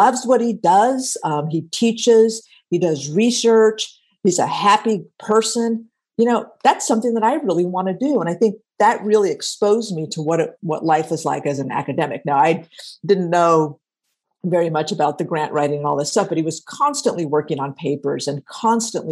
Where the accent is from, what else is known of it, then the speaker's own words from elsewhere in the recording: Stockton, California, United States; also born or lived in San Diego, California; I grew up in Stockton in San Joaquin County.